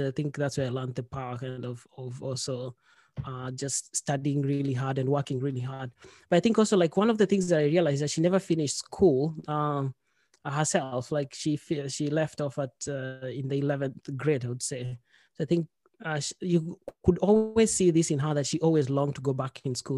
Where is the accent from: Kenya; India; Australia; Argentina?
Kenya; moved away as an adult; also born or lived in Norway; now in Sweden; I'm from Kenya. I've lived in Sweden for six, seven years now. Uh, before that, I've li-, I'd lived in Kenya for most of my life